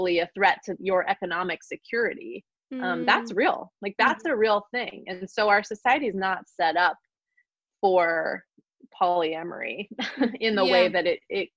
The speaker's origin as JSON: {"language": "English", "region": "California", "country": "United States", "also_born_or_lived": "Virginia", "said": "I'm from California. So I wanted to be back here"}